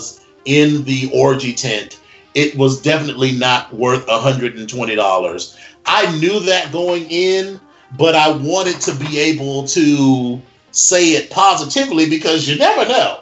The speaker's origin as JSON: {"language": "English", "region": "East Coast", "country": "United States", "said": "I'm from the East Coast."}